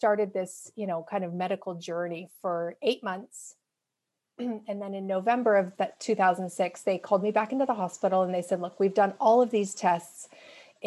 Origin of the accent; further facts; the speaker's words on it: Canada; moved away as an adult; now in Seattle, United States; I'm Canadian